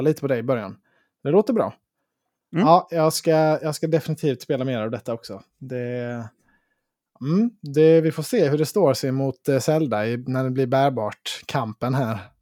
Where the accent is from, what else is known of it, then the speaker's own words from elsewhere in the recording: Sweden; som svensk